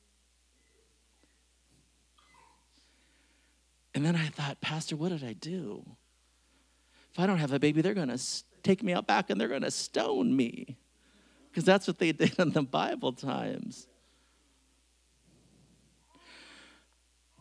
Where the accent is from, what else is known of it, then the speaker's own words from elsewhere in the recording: Bellingham, Washington, United States; I grew up in Bellingham, Washington